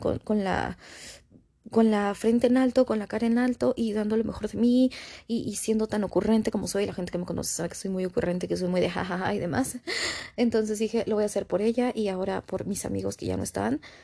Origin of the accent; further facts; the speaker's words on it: Mexico; aquí todos somos de México